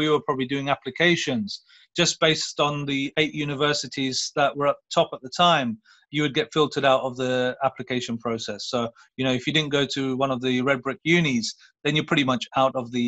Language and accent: English; Luton, East of England, United Kingdom; I come from Luton. I came from a school called South Luton High School